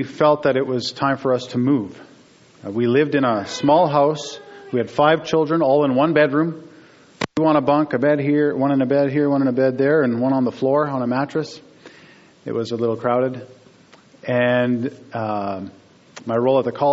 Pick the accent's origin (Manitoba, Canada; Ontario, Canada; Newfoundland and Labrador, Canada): Manitoba, Canada; Steinbach; moved away as an adult; also born or lived in Alberta; I grew up in Steinbach, so I have some history here.